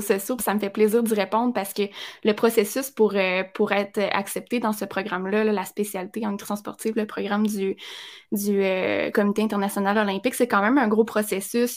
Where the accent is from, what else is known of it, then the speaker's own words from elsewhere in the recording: Abitibi, Quebec, Canada; je viens de l'Abitibi, je suis loin et je viens non pas juste de l'Abitibi, je viens d'un tout petit village en Abitibi